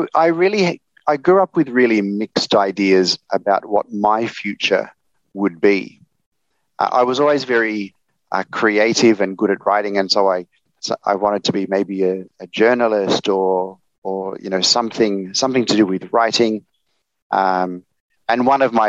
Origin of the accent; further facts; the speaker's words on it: Sydney, New South Wales, Australia; moved away as an adult; now in Hanoi, Vietnam; But I grew up in Australia. I was born in Sydney. And then when I was about 12, my family left the city, and we went to live on a block of land in northwestern New South Wales.